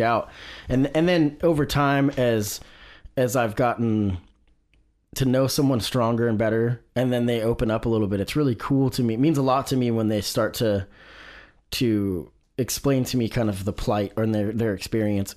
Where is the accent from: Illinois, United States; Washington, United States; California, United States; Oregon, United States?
Oregon, United States; Salem; I grew up in Salem